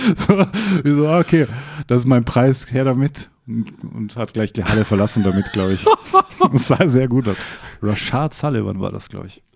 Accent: Bregenz, Vorarlberg, Austria; in meiner Heimat

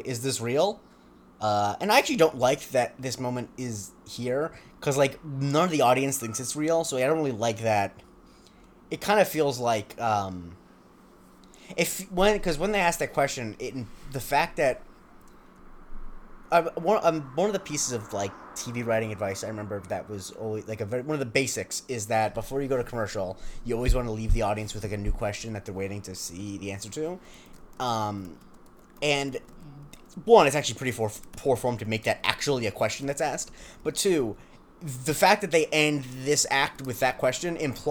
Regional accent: West Coast of Florida, United States; I'm on the West Coast

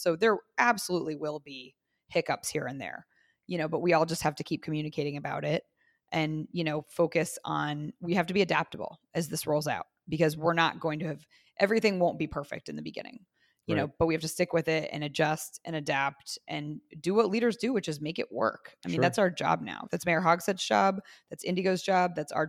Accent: Zionsville, Indiana, United States; I grew up in Zionsville.

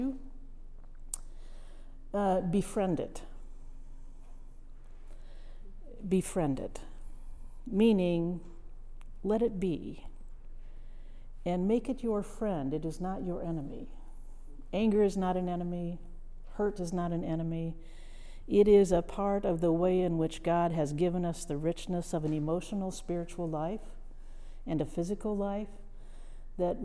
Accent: Midwest, United States; moved away; I'm a Midwesterner, farm girl, first generation college student, who ended up in a place that I had no imagination for as a child. But part of what I learned in that Midwestern town, it was a farm town

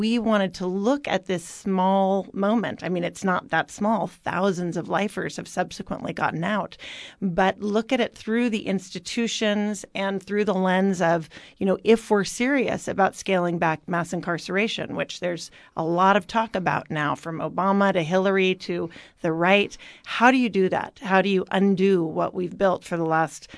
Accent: Oakland, California, United States; I grew up in Oakland

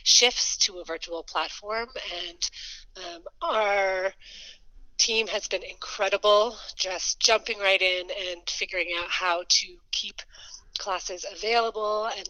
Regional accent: Boulder, Colorado, United States; I grew up in Boulder

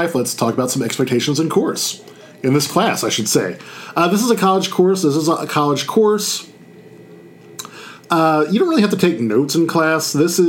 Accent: Baton Rouge, Louisiana, United States; I am a Louisiana guy. I am originally from Baton Rouge.

